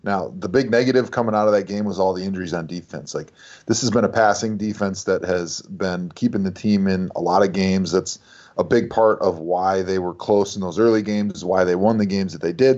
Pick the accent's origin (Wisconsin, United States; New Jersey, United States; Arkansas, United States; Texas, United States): Wisconsin, United States; growing up in Wisconsin